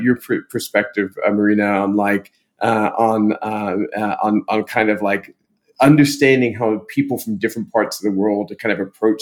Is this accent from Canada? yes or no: no; England, United Kingdom; now in United States; I'm English originally, but I've lived in the US most of my life.